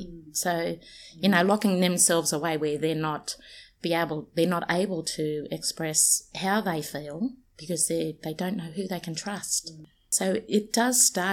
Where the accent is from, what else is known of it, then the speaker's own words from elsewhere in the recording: Sydney, New South Wales, Australia; moved away as an adult; also born or lived in Peak Hill, New South Wales; now in Central Coast, Australia; I'm actually from Redfern, but I was born in a little town called Peak Hill. So I'm literally well and truly off country. I'm a Wiradjuri woman that lived in Redfern for the you know, the majority of my life.